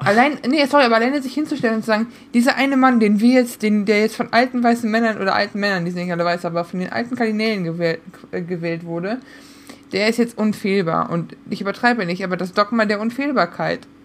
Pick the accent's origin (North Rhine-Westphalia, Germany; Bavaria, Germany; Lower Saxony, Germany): North Rhine-Westphalia, Germany; Münsterland; moved away; ich bin aus dem Münsterland. Nicht viel ist katholischer als wir